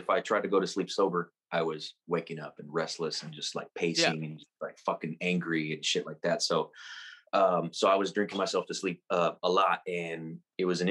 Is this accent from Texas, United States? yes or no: yes; San Antonio, Texas, United States; I was born and raised here in San Antonio, Texas